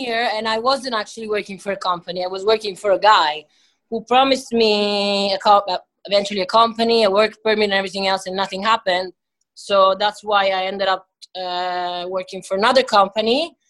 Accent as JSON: {"language": "English", "town": "Lugano", "region": "Ticino", "country": "Switzerland", "tie": "born or raised there", "also_born_or_lived": "Venezuela", "second_language": "English", "moved": "as an adult", "lives_now": "Phuket, Thailand", "said": "I'm from Switzerland. I'm from Lugano, Switzerland, but I have 2 passports. I have also an Italian passport, so I'm half Swiss, half Italian."}